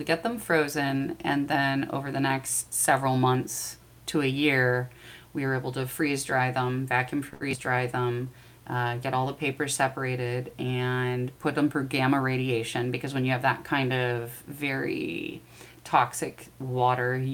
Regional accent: Midwest, United States; I'm from the Midwest

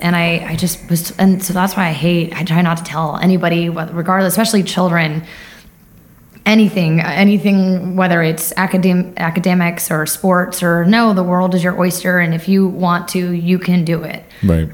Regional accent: Lindenhurst, New York, United States; moved away as an adult; born and raised in New York on Long Island, uh, Lindenhurst, New York.

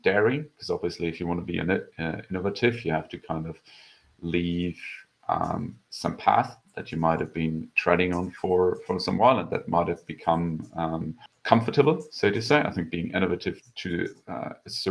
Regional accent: Germany; moved away as an adult; now in Vienna, Austria; I'm originally from Germany. Moved to Vienna just about 10 years ago now

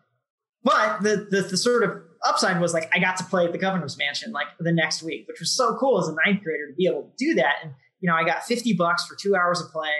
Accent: Jefferson City, Missouri, United States; So I grew up in Jeff City, Missouri, which is the capital of Missouri.

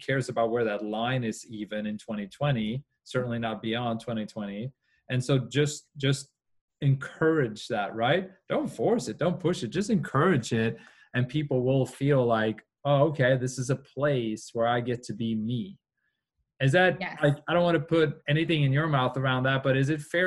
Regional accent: Norway; I grew up in Norway

